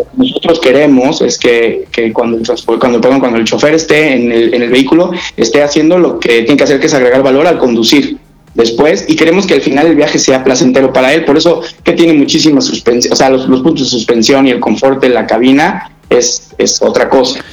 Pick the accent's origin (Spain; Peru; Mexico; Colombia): Mexico; yo siendo mexicano y he tenido experiencias con Scania en otros países